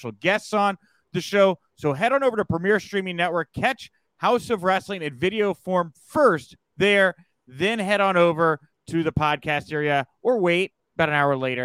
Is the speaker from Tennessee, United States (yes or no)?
no; Texas, United States; I am from Texas, where there is a lot of livestock